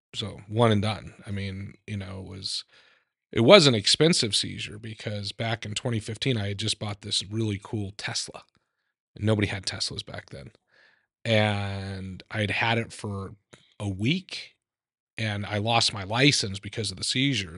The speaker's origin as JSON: {"language": "English", "region": "Idaho", "country": "United States", "tie": "born or raised there", "said": "I grew up in Idaho"}